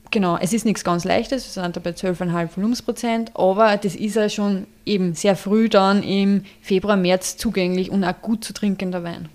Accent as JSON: {"language": "German", "town": "Traismauer", "region": "Lower Austria", "country": "Austria", "said": "unser Betrieb ist da in Wagram ob der Dreisen, Gemeinde Dresmauer ähm, im Dreisental"}